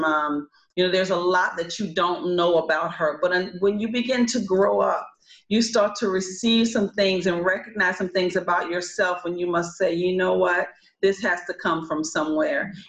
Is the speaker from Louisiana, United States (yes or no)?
yes; New Orleans, Louisiana, United States; moved away as an adult; also born or lived in Los Angeles, California; I come to you from New Orleans, Louisiana. I have not lived home since I was 18 years old.